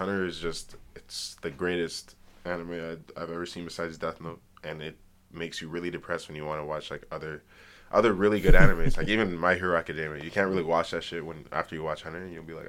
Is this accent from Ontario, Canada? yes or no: yes; Ottawa, Ontario, Canada; we're from Ottawa and we love our hometown.